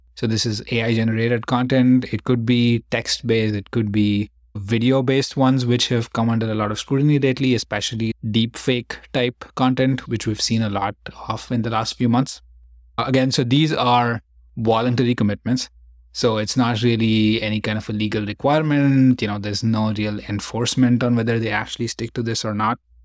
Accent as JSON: {"language": "English", "country": "India", "tie": "born or raised there", "moved": "yes", "lives_now": "San Francisco, United States", "said": "I grew up in India"}